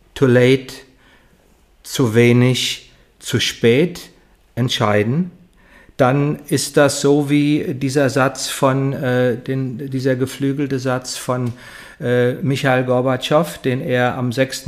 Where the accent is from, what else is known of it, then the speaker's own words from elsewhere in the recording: Heidesheim, Rhineland-Palatinate, Germany; ich komme aus Heidesheim, kleines Dorf zwischen Mainz und Ingelheim